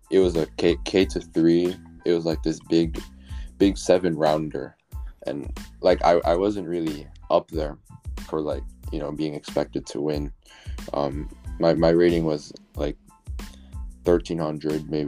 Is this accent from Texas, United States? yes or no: no; Chicago, Illinois, United States; I'm from Chicago. I was born in the suburbs. Then I moved to Chicago when I was like 14.